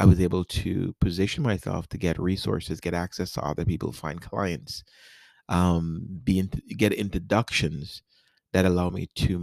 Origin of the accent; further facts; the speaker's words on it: New York City, New York, United States; moved away as an adult; also born or lived in South America / Richmond, Virginia / Washington DC area / Nashville, Tennessee; now in Tampa, United States; I grew up in New York City. I was born in South America. And I came to New York City. And I grew up there